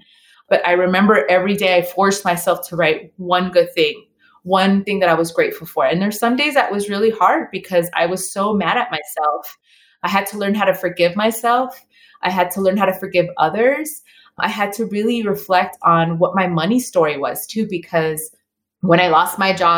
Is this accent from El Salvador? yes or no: yes; El Salvador; I'm Latina, you know, I'm from El Salvador